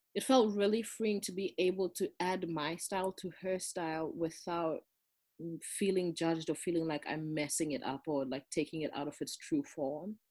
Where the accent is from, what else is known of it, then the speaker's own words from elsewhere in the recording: Durban, KwaZulu-Natal, South Africa; English is a second language; moved away as an adult; also born or lived in Johannesburg, South Africa / East Coast, United States; I grew up in South Africa, in Durban, which is like on the southeast coast um, of South Africa.